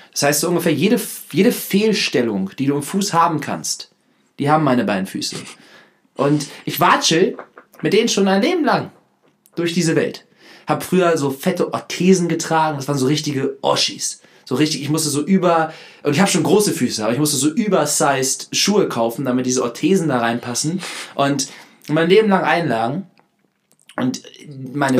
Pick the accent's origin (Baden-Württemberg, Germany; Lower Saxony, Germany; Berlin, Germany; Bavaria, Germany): Lower Saxony, Germany; Hanover; moved away; komme ich ja heute zurück aus Hannover, war zu Hause Nee, war in der Heimat.